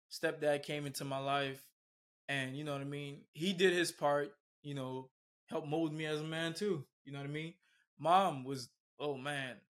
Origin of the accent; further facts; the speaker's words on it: Miami, Florida, United States; moved away as an adult; also born or lived in Bahamas; now in Naples, United States; I was born in the Bahamas. Okay. Moved to Miami at the age of three, and pretty much Miami made me, raised me, molded me.